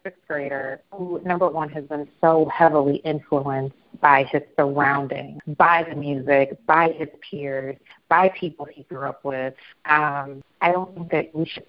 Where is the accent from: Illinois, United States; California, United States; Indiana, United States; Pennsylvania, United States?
Illinois, United States; Chicago; I grew up on the South Side.